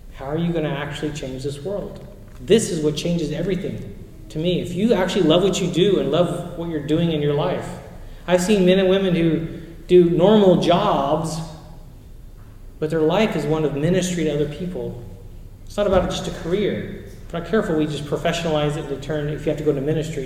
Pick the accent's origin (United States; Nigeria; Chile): Chile; moved away; I grew up in Chile